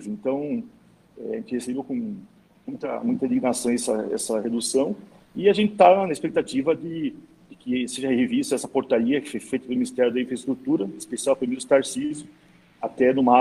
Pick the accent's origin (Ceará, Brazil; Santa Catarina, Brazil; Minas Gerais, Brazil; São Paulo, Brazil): Santa Catarina, Brazil; Joinville; E eu, como joinvilense, trouxe mais da metade